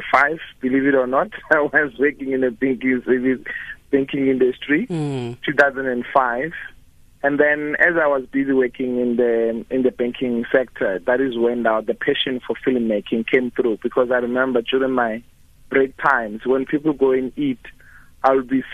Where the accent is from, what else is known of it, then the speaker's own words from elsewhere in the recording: Orange Farm, Gauteng, South Africa; I grew up in Orange Farm. That is where I did my primary school as well as my high school